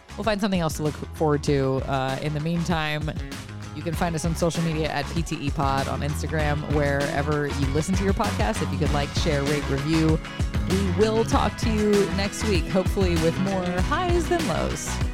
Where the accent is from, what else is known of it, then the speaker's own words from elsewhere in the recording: Lafayette, Louisiana, United States; moved away; growing up in Lafayette, we would go to seafood restaurants, and now here I tend to go to crawfish pop-ups.